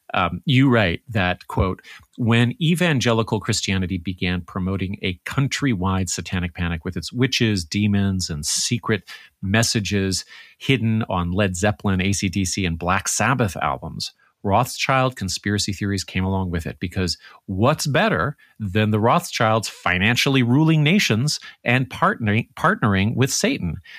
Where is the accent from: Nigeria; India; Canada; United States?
Canada; the Canadian on staff